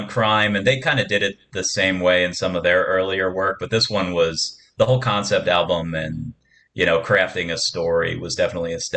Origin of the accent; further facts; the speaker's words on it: Doylestown, Pennsylvania, United States; I grew up in Doylestown, Pennsylvania